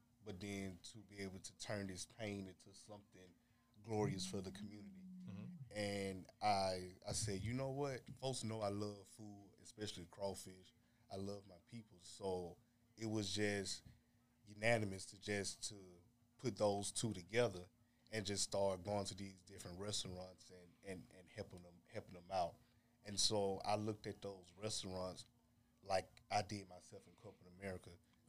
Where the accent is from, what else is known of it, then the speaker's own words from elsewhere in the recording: Black Belt, United States; now in Houston, United States; I'm from the Black Belt.